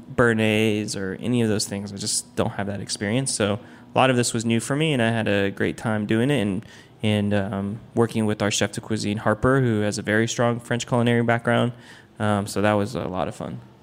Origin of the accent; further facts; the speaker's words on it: Taiwan; now in Washington, D.C., United States; I'm from Taiwan, um, so I went back to Taiwan